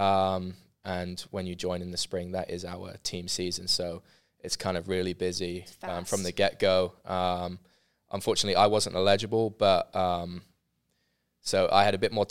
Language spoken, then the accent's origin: English; London, United Kingdom; now in Waco, United States; especially because I was coming from London, so obviously a very big major city